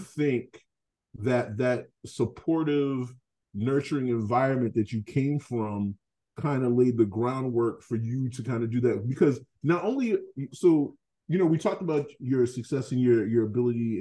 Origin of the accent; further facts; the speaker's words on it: Boston, Massachusetts, United States; I grew up in Fields Corner